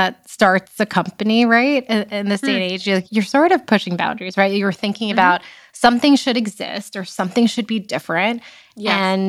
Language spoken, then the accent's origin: English; East Brunswick, New Jersey, United States; East Brunswick, New Jersey, where I grew up.